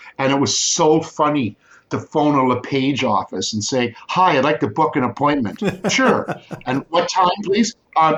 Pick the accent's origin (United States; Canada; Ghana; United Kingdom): Canada; Guelph, Ontario; I grew up in Guelph when it was only 30,000-35,000 population.